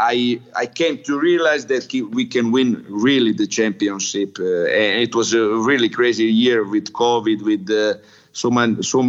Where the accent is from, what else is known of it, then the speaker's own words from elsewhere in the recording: Split, Split-Dalmatia County, Croatia; also born or lived in Crotone, Italy; now in Italy; I'm from Split, and Split is a town at the sea.